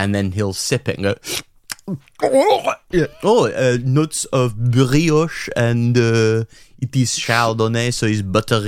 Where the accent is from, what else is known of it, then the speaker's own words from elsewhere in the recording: Australia; Nah, mate. You got your neckers in a twist about my voice, but I'm fucking Aussie.